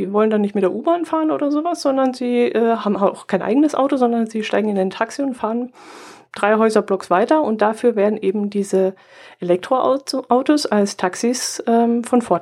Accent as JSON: {"language": "German", "region": "Bavaria", "country": "Germany", "said": "Der ist ja bei uns im Allgäu erfunden worden."}